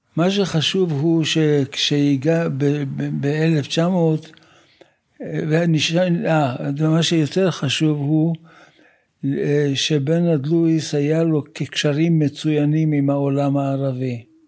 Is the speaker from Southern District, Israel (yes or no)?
no; Haifa, Haifa District, Israel; also born or lived in Jerusalem; אני נולדתי ב-1937 בחיפה. אני בא ממשפחה שנמצאת בארץ הרבה מאוד דורות